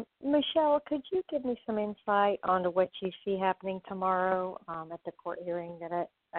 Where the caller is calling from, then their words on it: Florida, United States; I'm calling from Florida.